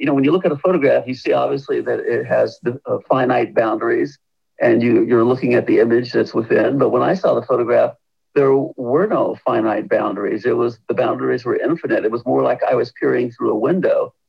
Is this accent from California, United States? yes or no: no; Detroit, Michigan, United States; moved away; also born or lived in Germany; I was growing up in Detroit